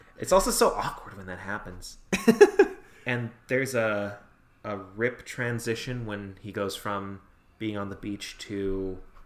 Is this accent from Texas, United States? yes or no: no; California, United States; accent: surfer; I'm from California